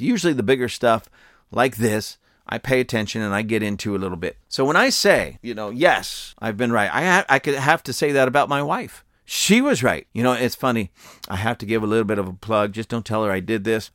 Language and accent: English; United States; I'm telling you this as an American.